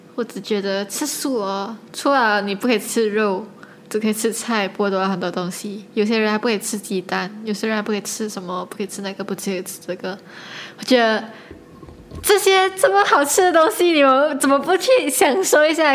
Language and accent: Chinese; Malaysia; 我一直做一个马来西亚人